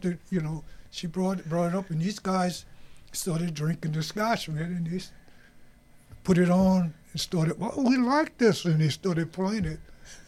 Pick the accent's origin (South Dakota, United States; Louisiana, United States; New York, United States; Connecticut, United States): Louisiana, United States; Raceland; also born or lived in New Orleans; now in Minnesota, United States; Okay. Well, I'm from Raceland, Louisiana.